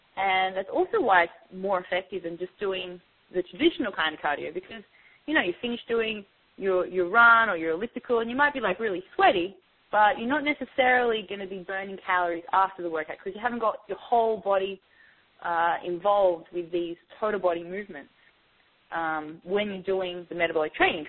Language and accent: English; Australia; now in New York, United States; originally I'm from Australia